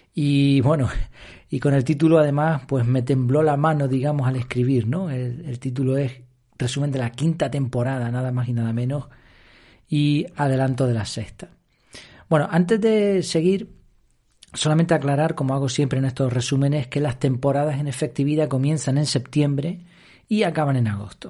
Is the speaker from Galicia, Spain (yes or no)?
no; Madrid, Community of Madrid, Spain; now in Gran Canaria, Spain; yo no soy canario 100%, nací en Madrid, pero me considero casi, casi ya canario